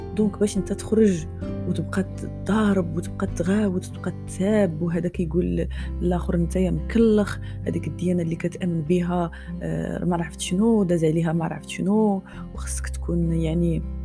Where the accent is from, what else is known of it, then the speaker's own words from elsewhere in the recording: Morocco; انا مغربيه كيعجبني المغرب